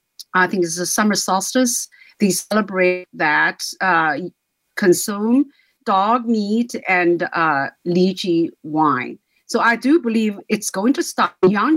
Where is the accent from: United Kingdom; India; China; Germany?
China; moved away as an adult; now in United States; I grew up in China. I didn't even know there was dog meat until I actually come to America just a few years ago.